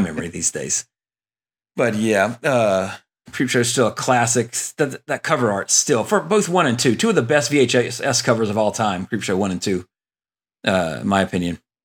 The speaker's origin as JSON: {"language": "English", "region": "Louisiana", "country": "United States", "tie": "born or raised there", "said": "growing up in Louisiana with a pond in my yard"}